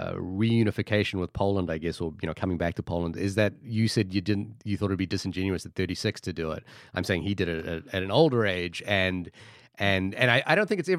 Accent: Fiji; born there; moved away; also born or lived in Australia / New Zealand; again, I was born in Fiji, moved to Australia, then New Zealand, and I am of Indian heritage.

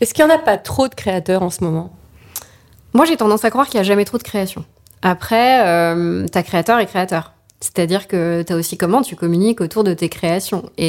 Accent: Paris, Île-de-France, France; surtout en tant que parisienne, tu vois.

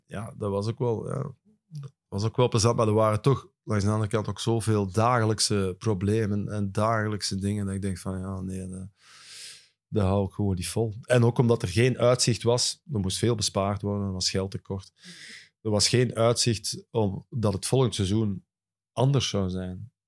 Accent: Hoogstraten, Flanders, Belgium; bij ons thuis in Hoogstraten

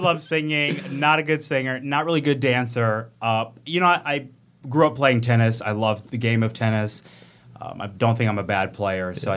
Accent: Oak Creek, Wisconsin, United States; also born or lived in Racine, Wisconsin / Charleston, South Carolina; It's my hometown. So I'm from Oak Creek, um, was born in Racine

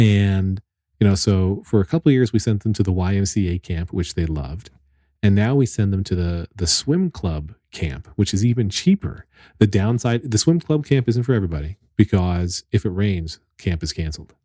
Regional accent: Pennsylvania, United States; now in New Jersey, United States; I grew up in Pennsylvania

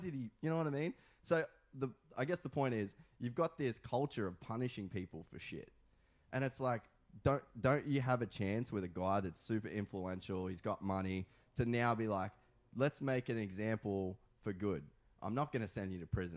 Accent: Australia; now in California, United States; I'm Australian. I'm not American.

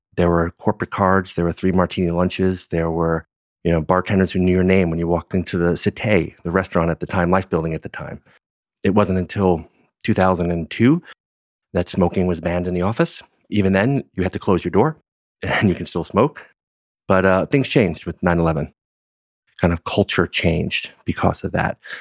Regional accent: New York City, New York, United States; Born and raised in Brooklyn

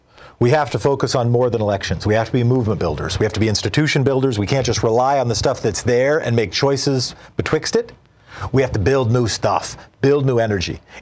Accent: Oregon, United States; my home state

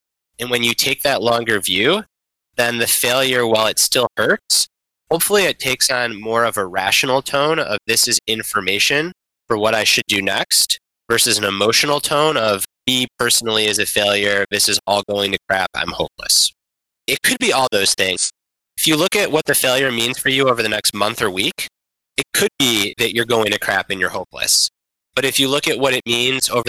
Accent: Detroit, Michigan, United States; my hometown Detroit Lions

